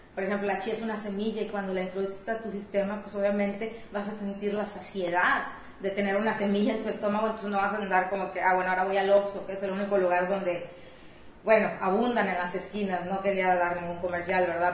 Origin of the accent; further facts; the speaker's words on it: Matamoros, Tamaulipas, Mexico; moved away as an adult; los azares del destino me llevaron a regresar a mi ciudad de origen